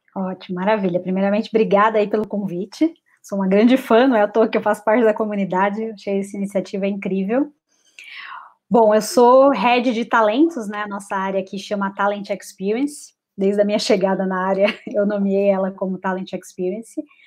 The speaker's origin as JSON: {"language": "Portuguese", "region": "São Paulo", "country": "Brazil", "also_born_or_lived": "Florianópolis", "said": "eu sou de São Paulo"}